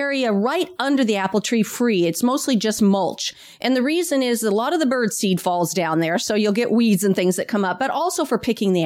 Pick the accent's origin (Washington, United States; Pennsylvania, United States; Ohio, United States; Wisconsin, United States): Washington, United States; now in Sacramento area, United States; I'm from Washington State.